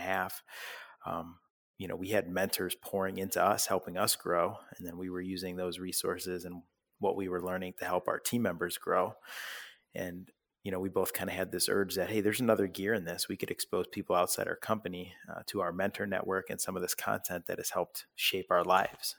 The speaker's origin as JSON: {"language": "English", "town": "Parma", "region": "Ohio", "country": "United States", "tie": "born or raised there", "also_born_or_lived": "Oxford, Ohio / Richfield, Ohio", "said": "I was born and raised in Parma, Ohio"}